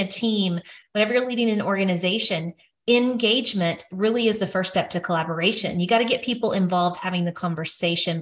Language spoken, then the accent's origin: English; Arkansas, United States; I'm from Arkansas